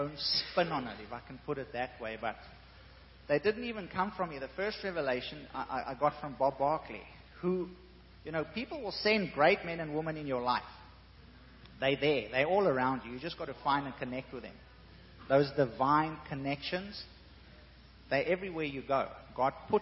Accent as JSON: {"language": "English", "country": "South Africa", "said": "I'm South African."}